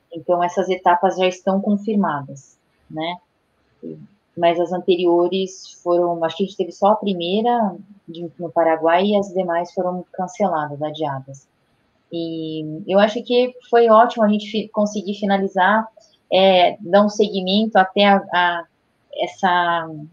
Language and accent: Portuguese; Brazil; como brasileira